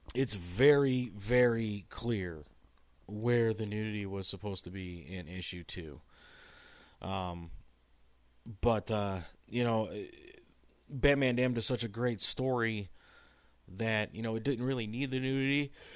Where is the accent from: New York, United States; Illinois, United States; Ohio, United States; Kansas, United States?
Ohio, United States; Cleveland; I'm from Cleveland